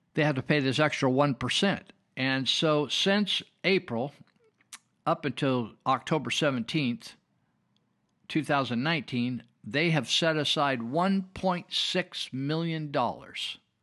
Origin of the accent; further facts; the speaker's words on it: Marysville, California, United States; when I was growing up in Marysville